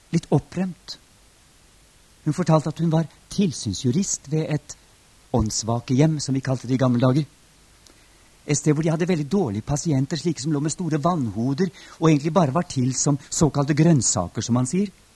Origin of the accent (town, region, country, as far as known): Norway